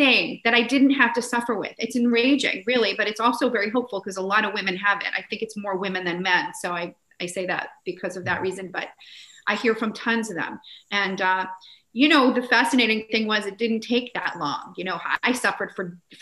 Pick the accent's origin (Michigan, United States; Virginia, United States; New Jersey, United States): New Jersey, United States; I grew up in New Jersey, always playing in the woods